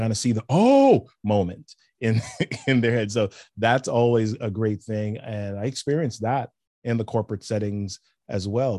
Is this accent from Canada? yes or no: no; New York City, New York, United States; I grew up in the Bronx, New York City, Yankees fan